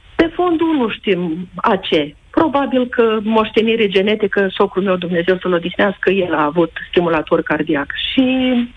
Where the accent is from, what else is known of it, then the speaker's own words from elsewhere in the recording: Iași, Iași County, Romania; suntem din Iași